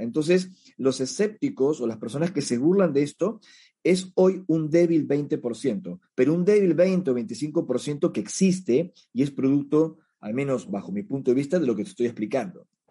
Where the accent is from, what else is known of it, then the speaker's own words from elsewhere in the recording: Peru; en mi país de origen, en el Perú, donde ahora mismo me encuentro